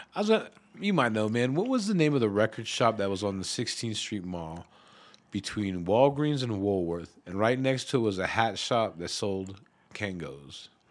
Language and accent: English; Denver, Colorado, United States; I grew up in the East Side, right there, kinda Swansea